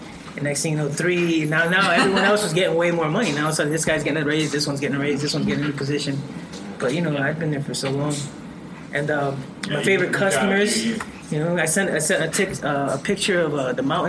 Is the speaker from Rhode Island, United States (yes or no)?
yes; Providence, Rhode Island, United States; moved away as an adult; I'm from Providence, Rhode Island. Been here for 3 weeks.